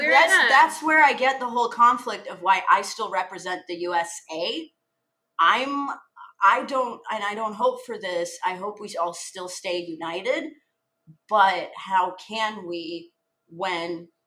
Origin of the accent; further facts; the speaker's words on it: Odesa, Odesa Oblast, Ukraine; moved away; I came from Odessa, which a smorgasbord of cultures, port city, tourism, like very rich, culturally diverse, as diverse as you can be in Eastern Europe.